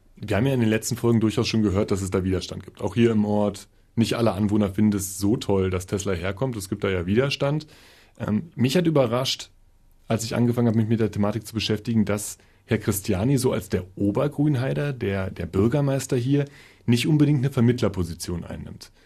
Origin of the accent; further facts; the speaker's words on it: Berlin, Germany; ich als Berliner